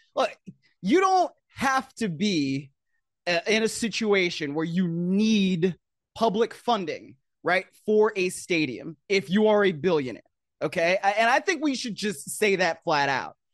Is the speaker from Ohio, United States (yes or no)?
yes; Cleveland, Ohio, United States; moved away; also born or lived in Baltimore; I grew up in Cleveland